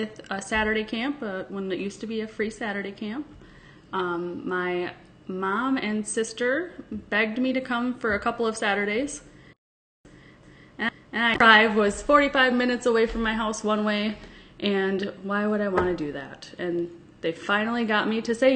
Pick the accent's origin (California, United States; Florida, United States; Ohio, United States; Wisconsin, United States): Wisconsin, United States; Sparta; I am from Sparta, Wisconsin.